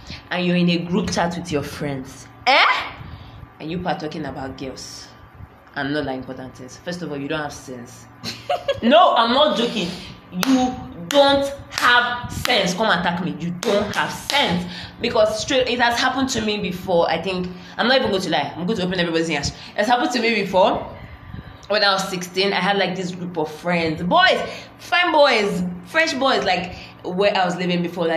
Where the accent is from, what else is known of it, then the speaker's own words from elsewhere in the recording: Nigeria; being Nigerian